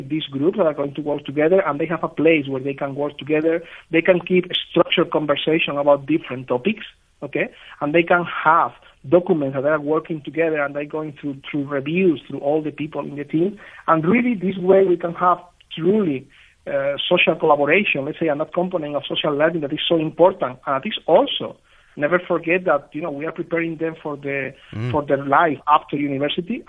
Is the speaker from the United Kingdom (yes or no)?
no; Spain; I'm from Spain